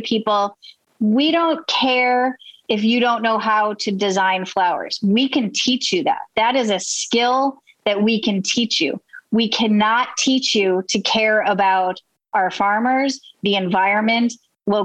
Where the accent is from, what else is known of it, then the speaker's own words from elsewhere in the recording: Buffalo, New York, United States; now in Baltimore, United States; I grew up in Buffalo, New York.